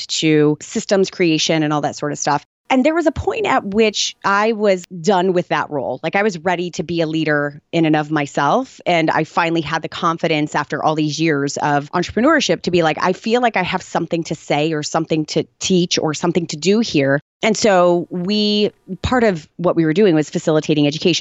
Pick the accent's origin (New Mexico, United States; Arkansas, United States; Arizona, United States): Arizona, United States; Tucson; I was born in Tucson, Arizona